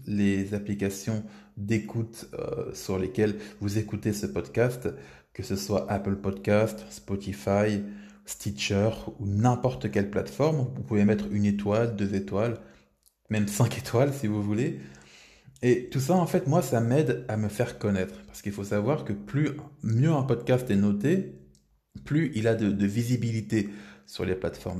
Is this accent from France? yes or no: yes; France; en tant que Français